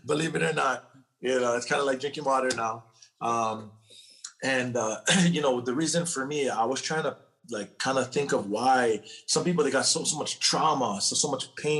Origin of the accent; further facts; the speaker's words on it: Hawaii, United States; now in California, United States; I'm born and raised in Hawaii. I live in California now.